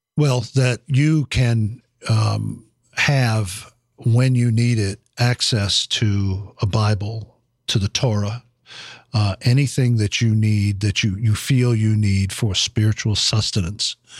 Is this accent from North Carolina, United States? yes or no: yes; Fayetteville, North Carolina, United States; now in Washington, United States; my hometown in Fayetteville, North Carolina